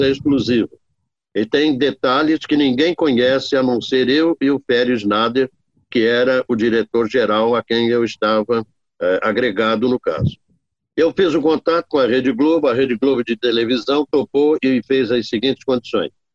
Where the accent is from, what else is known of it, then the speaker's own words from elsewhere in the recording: Barra do Piraí, Rio de Janeiro, Brazil; now in Barra Mansa, Brazil; Eu sou natural de Barra do Piraí, uma cidade bem próxima aqui da nossa região de Volta Redonda e Barra Mansa, e estou em Volta, estou em Barra Mansa desde 1972